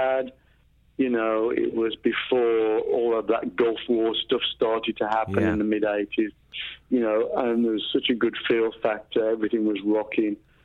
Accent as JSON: {"language": "English", "town": "Walsall", "region": "West Midlands", "country": "United Kingdom", "tie": "born or raised there", "said": "where we grew up in a place called Walsall in the Black Country"}